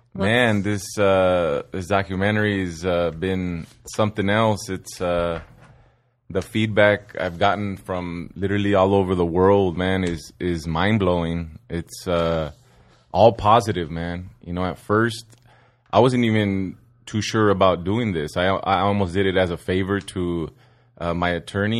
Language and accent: English; Sun Valley, California, United States; I grew up in Sun Valley, California